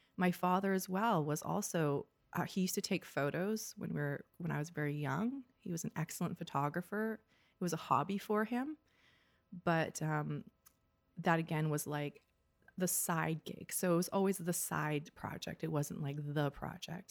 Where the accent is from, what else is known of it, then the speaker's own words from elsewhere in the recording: North Vancouver, British Columbia, Canada; also born or lived in Ontario; I grew up in North Vancouver particularly